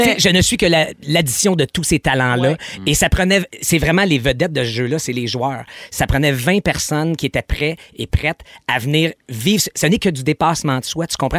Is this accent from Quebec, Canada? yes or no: yes; Quebec, Canada; ici chez nous au Québec